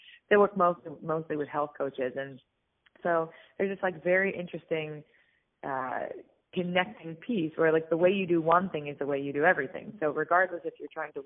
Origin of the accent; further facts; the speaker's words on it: Pittsburgh, Pennsylvania, United States; I actually grew up in Pittsburgh, Pennsylvania, where I live now